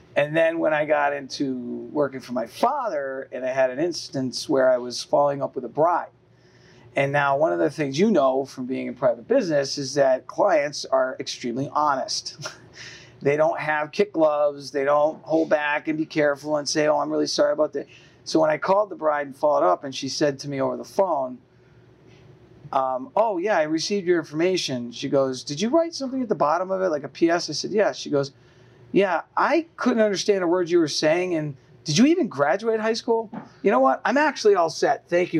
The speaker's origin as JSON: {"language": "English", "town": "Easthampton", "region": "Massachusetts", "country": "United States", "tie": "born or raised there", "also_born_or_lived": "Three Rivers, Massachusetts / Westfield, Massachusetts", "said": "Most of my life was uh, in East Hampton, Mass"}